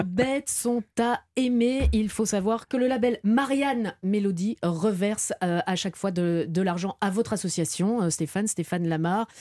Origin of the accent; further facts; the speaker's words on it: Belgium; Chez moi en Belgique, il y a un petit village à côté de chez moi